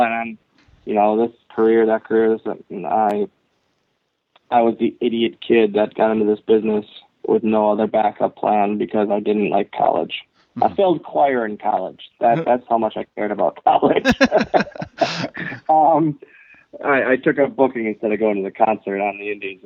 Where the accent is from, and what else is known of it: Green Bay, Wisconsin, United States; born or raised there